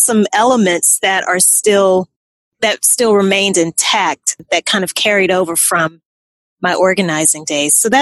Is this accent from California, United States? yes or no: no; Louisiana, United States; moved away; also born or lived in New Orleans, Louisiana; I'm originally from Louisiana